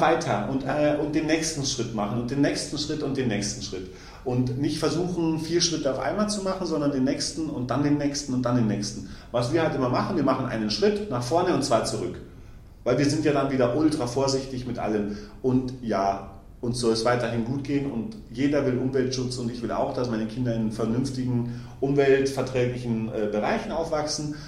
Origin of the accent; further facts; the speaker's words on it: Germany; wir in Deutschland